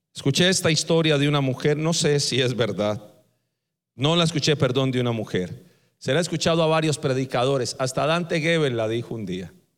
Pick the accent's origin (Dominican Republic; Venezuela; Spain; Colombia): Colombia; Así decimos en Colombia